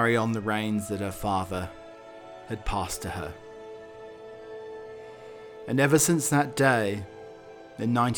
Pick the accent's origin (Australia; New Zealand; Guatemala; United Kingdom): United Kingdom; now in United States; I truly felt proud and humbled to be British